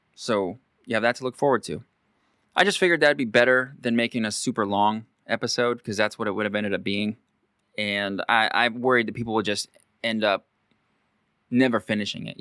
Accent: Pacific County, Washington, United States; growing up in Pacific County as a local boy, quite like myself

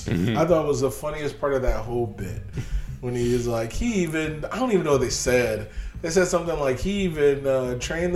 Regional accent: United States; I'm an American

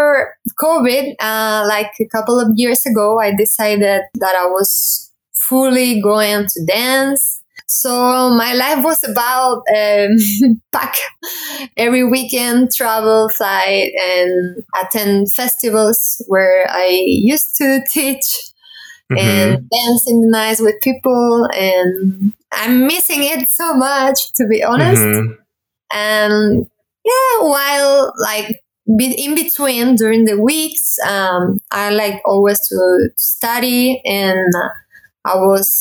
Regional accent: Seville, Andalusia, Spain; now in Malaga, Spain; So I'm originally from Sevilla, but now I'm living in Malaga

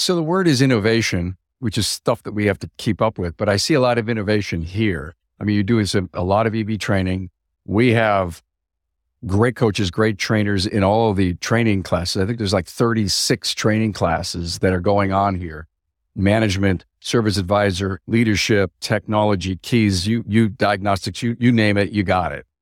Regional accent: Buffalo, New York, United States; just south of Buffalo, my hometown

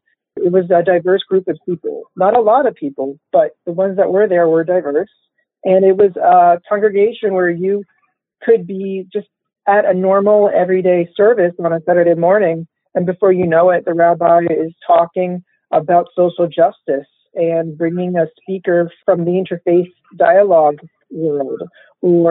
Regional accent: Baltimore, Maryland, United States; I grew up here in Baltimore, in Baltimore County

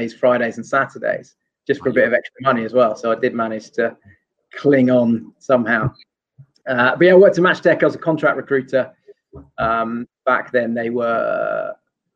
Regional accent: London, United Kingdom; also born or lived in Asia / South Coast of England; I'm actually from London

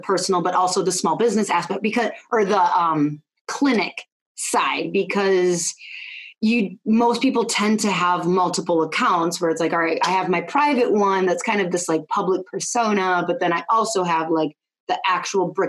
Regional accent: North Wisconsin, United States; I'm from Wisconsin, like North Wisconsin

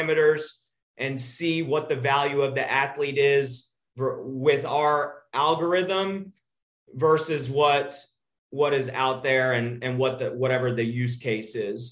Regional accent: Texas, United States; I'm from Texas.

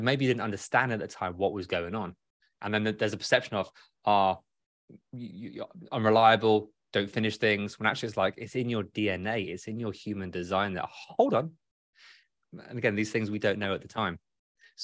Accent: United Kingdom; I'm British

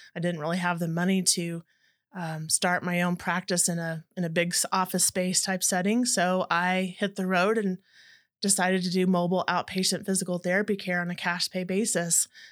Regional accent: Dallas-Fort Worth area, North Texas, United States; I grew up in the North Texas area and Dallas, Fort Worth area

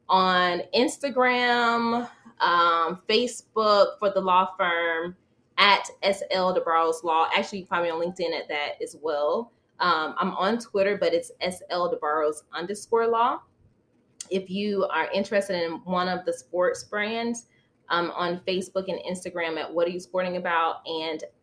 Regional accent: Florida, United States; where I grew up in the South, Florida.

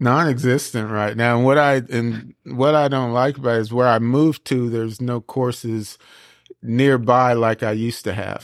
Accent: Seaside, California, United States; moved away as an adult; also born or lived in France; now in Tennessee, United States; I was born in France. Uh, but I was raised in Seaside

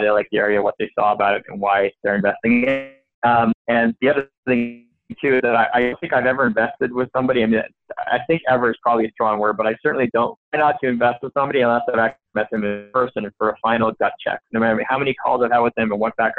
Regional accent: Montreal, Quebec, Canada; now in California, United States; I'm originally from Montreal. I spent about half my life there, half of my life in the U.S.

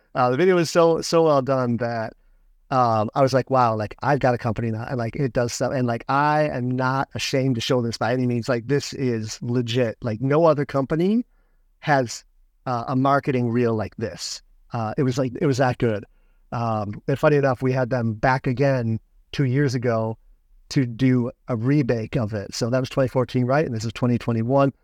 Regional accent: Michigan, United States; moved away as an adult; my father's place, you know, where I grew up in Michigan.

